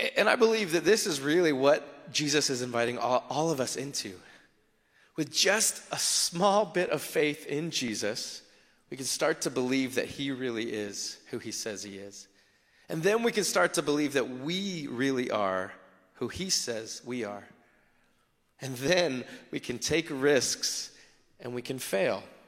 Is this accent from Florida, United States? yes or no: yes; South Florida, United States; I grew up in South Florida.